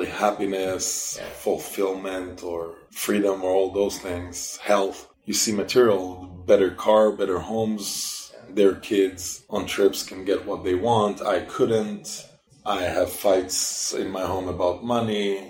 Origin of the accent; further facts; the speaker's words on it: Israel; also born or lived in Singapore / Belgium / Germany / Sweden; now in United States; I'm from Israel originally